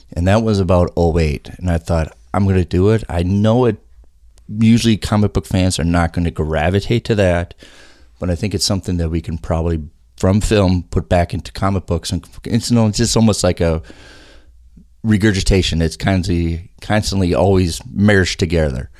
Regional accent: South St. Paul, Minnesota, United States; also born or lived in Colorado; I was born in Colorado, but then my family moved here in South Saint Paul

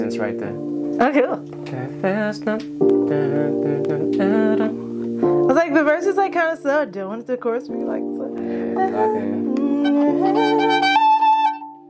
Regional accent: Virginia, United States; now in Atlanta, United States; I'm based in Atlanta, but I'm originally from Virginia.

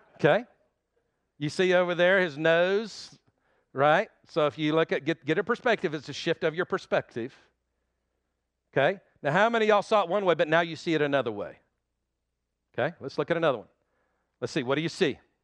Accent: Oklahoma, United States; also born or lived in Texas Panhandle; I've lived in Oklahoma all my life

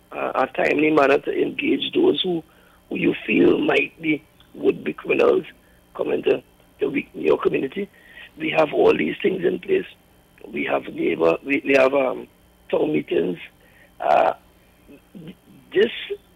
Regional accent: Trinidad & Tobago; I come from Mobile Lab. I born and grew in Mobile Lab

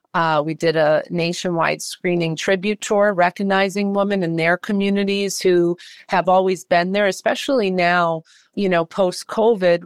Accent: Worcester, Massachusetts, United States; moved away; also born or lived in New York City; I am from Worcester, Massachusetts.

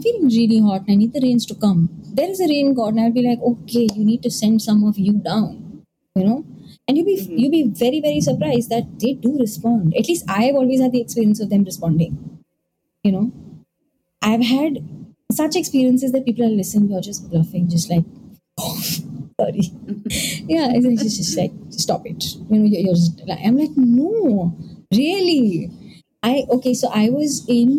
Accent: India; I am an Indian

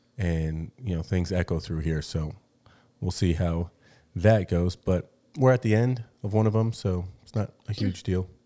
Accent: Gilbert, Arizona, United States; moved away as an adult; now in Mexico; I grew up in Gilbert, which is, I think, maybe considered one of the whitest places

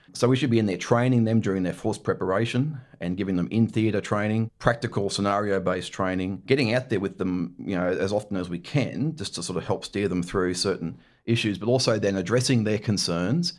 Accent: Scarborough, Queensland, Australia; also born or lived in Brisbane; grew up in, uh, in Scarborough, just north of Brisbane.

